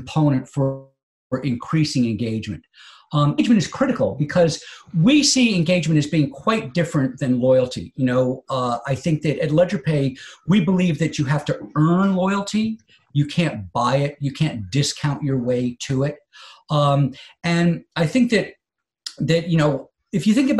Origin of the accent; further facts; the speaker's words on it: United States; as an American consumer